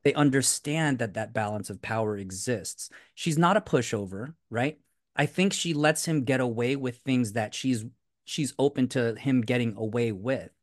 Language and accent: English; Philippines; I'm Filipino